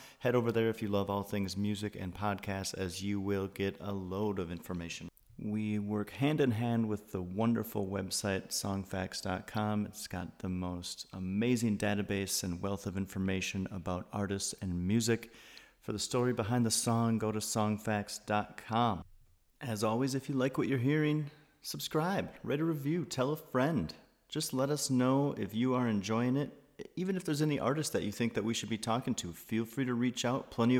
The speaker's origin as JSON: {"language": "English", "region": "Wisconsin", "country": "United States", "said": "I'm from Wisconsin, so I would go as far as Pappas."}